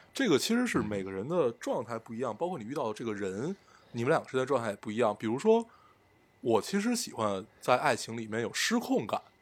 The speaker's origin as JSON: {"language": "Chinese", "country": "China", "said": "因为我们是中国人"}